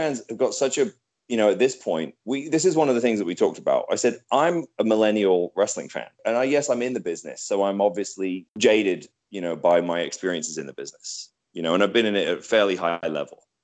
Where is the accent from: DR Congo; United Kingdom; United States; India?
United Kingdom; I'm British